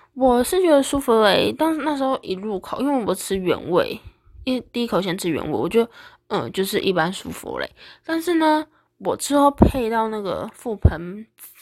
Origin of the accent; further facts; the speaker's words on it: Taiwan; 我们台湾人